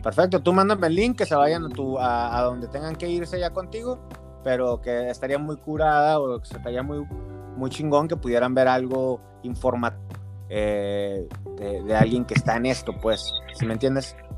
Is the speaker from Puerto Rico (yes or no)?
no; Mexico; yo soy aquí de México